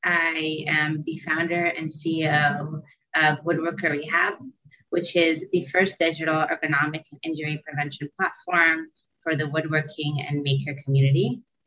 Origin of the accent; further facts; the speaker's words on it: Israel; also born or lived in United States; now in New York, United States; Aside from that, I'm originally from Israel. I've been back and forth between Israel and the US pretty much my whole life. And now I currently live in New York.